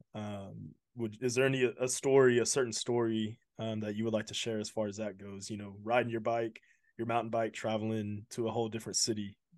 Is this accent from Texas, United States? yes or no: yes; Houston, Texas, United States; I'm from Houston